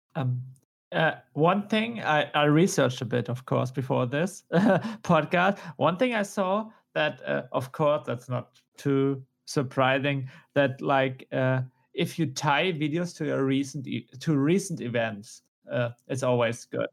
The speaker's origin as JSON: {"language": "English", "country": "Germany", "accent": "German", "said": "my German accent?"}